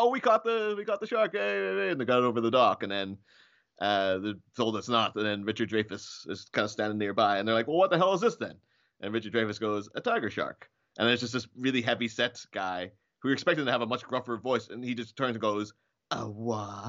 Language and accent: English; near Belfast, Northern Ireland, United Kingdom; I live, I grew up near Belfast, which is where the Titanic was built